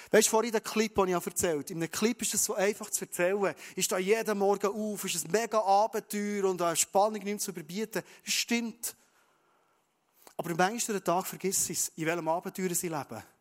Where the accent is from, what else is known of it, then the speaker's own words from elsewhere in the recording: Bern, Switzerland; Dann sage ich, ja, ich bin ein Berner, ich bin ein Schweizer